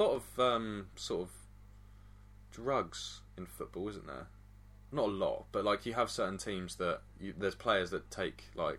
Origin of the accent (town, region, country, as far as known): England, United Kingdom